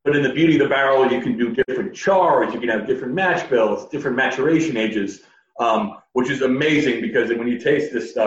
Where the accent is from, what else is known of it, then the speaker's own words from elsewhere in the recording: New York City, New York, United States; I'm from Brooklyn